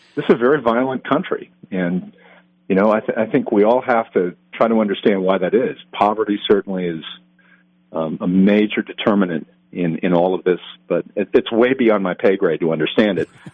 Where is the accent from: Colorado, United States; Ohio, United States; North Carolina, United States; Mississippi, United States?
Colorado, United States; Denver; now in Atlanta, United States; I was born and raised there